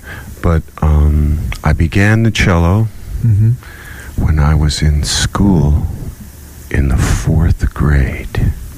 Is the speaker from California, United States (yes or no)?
no; Roanoke, Virginia, United States; also born or lived in Cleveland, Ohio / Kansas / Santa Fe, New Mexico; I'm a Virginian.